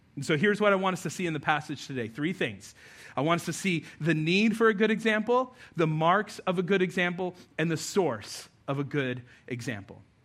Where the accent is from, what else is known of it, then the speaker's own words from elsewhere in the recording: New Mexico, United States; moved away; I grew up out west in New Mexico